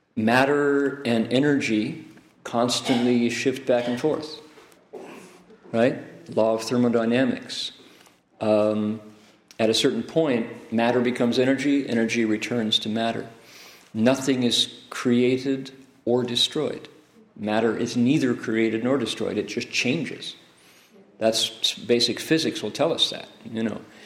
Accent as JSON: {"language": "English", "region": "Ohio", "country": "United States", "tie": "born or raised there", "said": "I grew up in Ohio."}